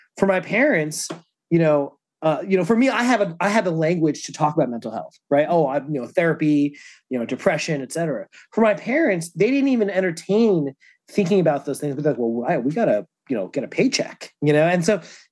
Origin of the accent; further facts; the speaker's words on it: New Jersey, United States; also born or lived in Lowell, Massachusetts; I was born in Lowell, Massachusetts. I mostly grew up in New Jersey. I moved to New Jersey when I was like 3 or 4.